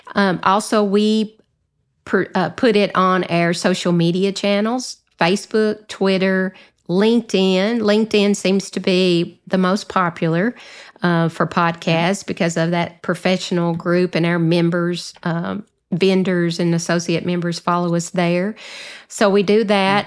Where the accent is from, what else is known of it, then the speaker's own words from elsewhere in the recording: the South, Southern United States, United States; accent: Southern; my Southern accent